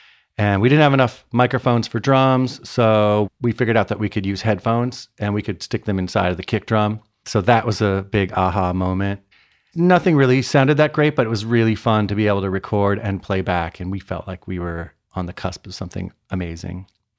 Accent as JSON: {"language": "English", "region": "Connecticut", "country": "United States", "tie": "born or raised there", "also_born_or_lived": "Cincinnati, Ohio / Detroit / Chicago / Atlanta", "said": "I was born in Cincinnati, Ohio. Then we moved to Detroit, then Chicago, then Atlanta. And then I spent like eighth grade through high school in Connecticut"}